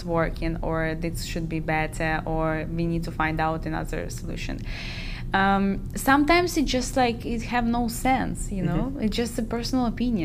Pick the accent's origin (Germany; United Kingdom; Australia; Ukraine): Ukraine; I'm from Ukraine, my country in war